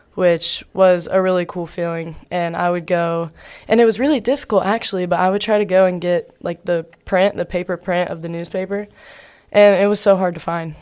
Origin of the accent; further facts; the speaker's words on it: Covington, Georgia, United States; I'm from a small town in South Georgia. It's called Covington, Georgia.